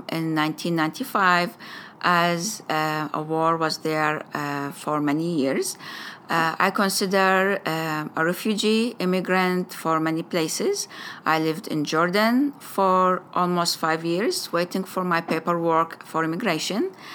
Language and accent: English; Samoa; I'm from the uh, beautiful island of Samoa